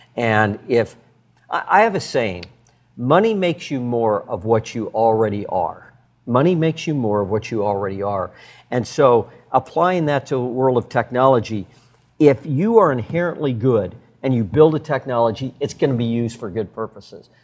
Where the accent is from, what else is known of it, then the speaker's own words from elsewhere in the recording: Red Lodge, Montana, United States; I grew up in Red Lodge, Montana